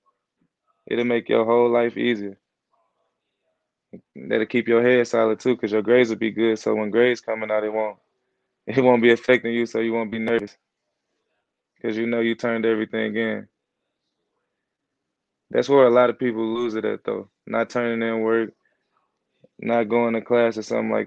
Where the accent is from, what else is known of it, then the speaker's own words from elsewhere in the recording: St. Louis, Missouri, United States; moved away; I come from St. Louis.